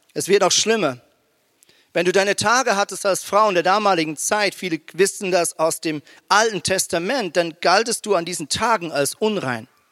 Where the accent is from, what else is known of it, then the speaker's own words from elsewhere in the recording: Switzerland; moved away as an adult; now in Germany; ich bin ja ein Schweizer mit, äh, mit, ähm, mit deutschen Wurzeln, aber habe jetzt halt 17 Jahre in der Schweiz gelebt